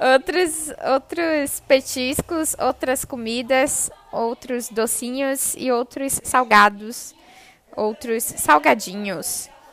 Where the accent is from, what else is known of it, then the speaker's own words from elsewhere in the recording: Brazil; nós, brasileiros